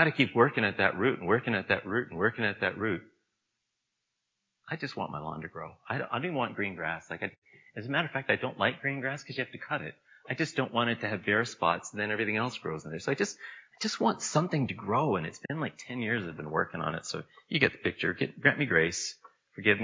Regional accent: Niagara, Ontario, Canada; I grew up in Niagara

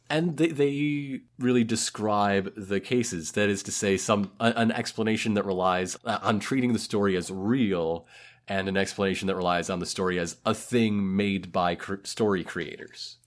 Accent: United States; We're American.

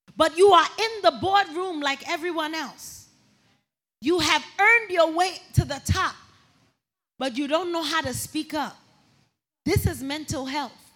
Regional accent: New York City, New York, United States; I'm from Brooklyn, New York

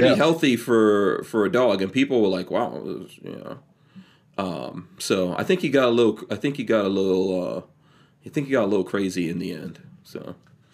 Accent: Nigeria; now in Florida, United States; I see the same kind of trees I see here that I used to see growing up in Nigeria.

